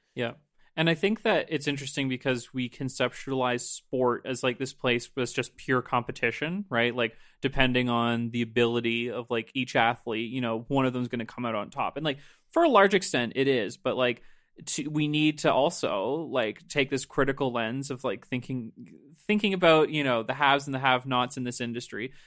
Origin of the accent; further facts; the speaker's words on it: Nova Scotia, Canada; I'm from Nova Scotia